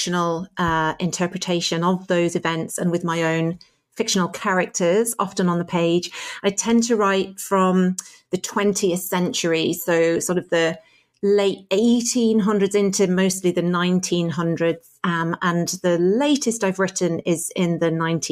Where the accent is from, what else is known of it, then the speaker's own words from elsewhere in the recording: Driffield, Yorkshire and the Humber, United Kingdom; moved away as an adult; now in Ireland; I grew up in Yorkshire, a little market town called Driffield in East Yorkshire